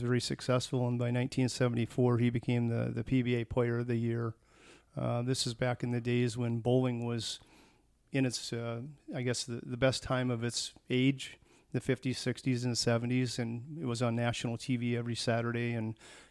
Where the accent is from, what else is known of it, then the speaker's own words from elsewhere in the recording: Tacoma, Washington, United States; moved away as an adult; also born or lived in Dublin, California; I was born in Tacoma, Washington in 1960